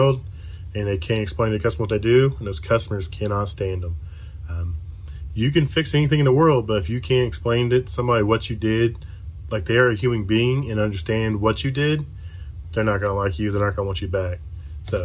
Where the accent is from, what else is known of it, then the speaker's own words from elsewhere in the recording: Frankton, Indiana, United States; I am from Frankton, Indiana. It's a little bitty town, kind of by Anderson, Muncie area